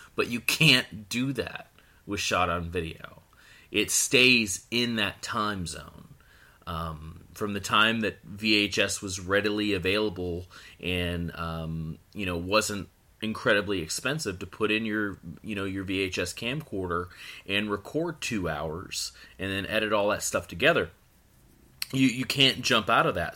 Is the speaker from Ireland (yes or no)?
no; Florida, United States; born or raised there; also born or lived in Akron, Ohio / Pennsylvania